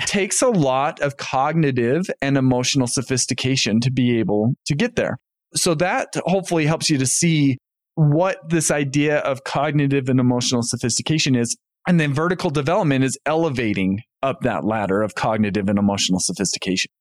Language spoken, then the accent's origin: English; North Ogden, Utah, United States; moved away as an adult; also born or lived in Indiana; I grew up in North Ogden, Utah